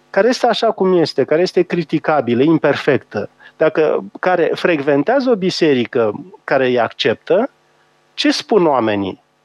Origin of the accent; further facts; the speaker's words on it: Romania; noi ca români